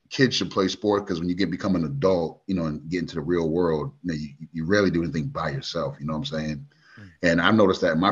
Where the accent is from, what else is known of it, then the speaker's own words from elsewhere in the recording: Springfield, Massachusetts, United States; also born or lived in Maryland, D.C. area; now in Montgomery, United States; I was born in Massachusetts, in the birthplace of basketball, Springfield, Mass